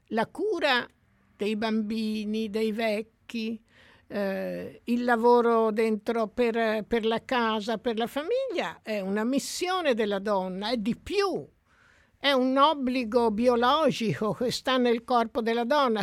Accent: Tuscany, Italy; io sono cresciuta in, in Toscana

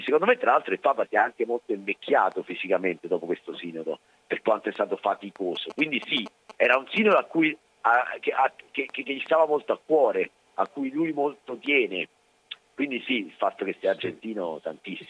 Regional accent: Italy; also born or lived in Mexico; io sono nato in Italia, sono italiano, sono cresciuto in Italia

